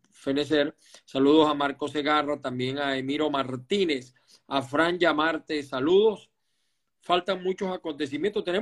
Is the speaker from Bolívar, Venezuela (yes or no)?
no; Maracay, Aragua, Venezuela; Me gusta hablar con alguien además de mi tierra siempre la recuerdo con mucho cariño a Maracay.